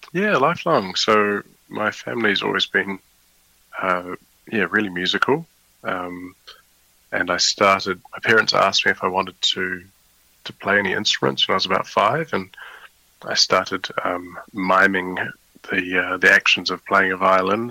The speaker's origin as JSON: {"language": "English", "country": "New Zealand", "tie": "born or raised there", "moved": "yes", "lives_now": "The Hague, Netherlands", "said": "I was born in New Zealand"}